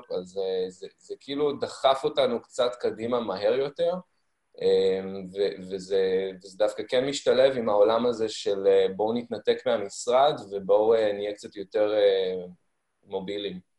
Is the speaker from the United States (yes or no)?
yes; United States; also born or lived in Africa; now in Haifa, Israel; אני בעצם יחסית חדש לחיפה, למרות שהמקורות שלי הם פה, אבל אה, גדלתי לרוב בחו"ל, בארצות הברית ובאפריקה, והגעתי לארץ לפני בערך 11-12 שנים